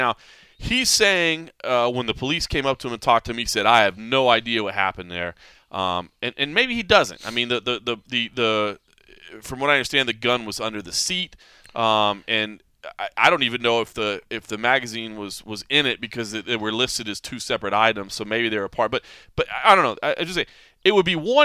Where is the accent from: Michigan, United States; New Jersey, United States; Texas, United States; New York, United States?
Texas, United States; I'm from Texas